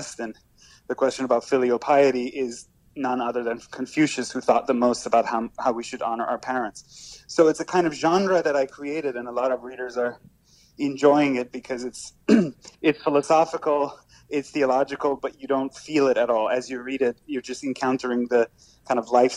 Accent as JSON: {"language": "English", "country": "Iran", "moved": "yes", "lives_now": "United States", "said": "I'm an immigrant from Iran"}